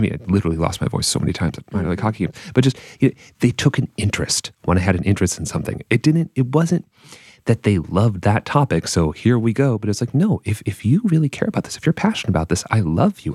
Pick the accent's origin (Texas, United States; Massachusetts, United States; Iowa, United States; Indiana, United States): Massachusetts, United States; I'm from Massachusetts